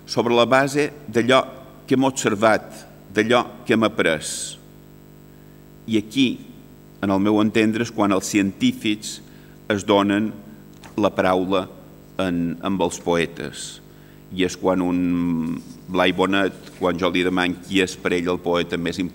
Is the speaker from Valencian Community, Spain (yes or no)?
yes; Castelló de la Plana, Valencian Community, Spain; born there; vaig néixer en el Mas d'en Sales, a Castelló de la Plana